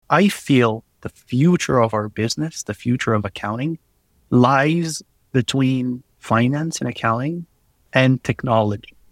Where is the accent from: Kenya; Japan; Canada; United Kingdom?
Canada; Quebec; accent: French; English is a second language